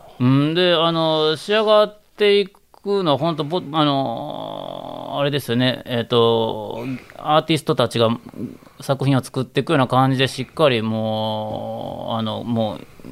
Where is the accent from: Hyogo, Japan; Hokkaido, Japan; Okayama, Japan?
Hyogo, Japan; Kanzaki; 兵庫県の、まあ、昔神崎の私があったっていうあたりにうちの実家のお寺が私の生まれたお寺があるんですけど